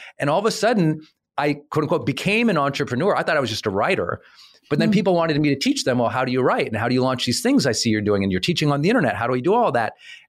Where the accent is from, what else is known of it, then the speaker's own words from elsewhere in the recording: Montana, United States; It wasn't, I want to do this, comma, but I'm an idiot from Montana, which I am.